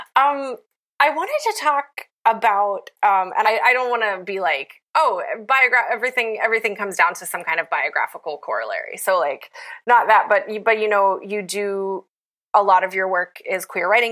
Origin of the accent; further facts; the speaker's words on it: Appalachia, United States; I'm from Appalachia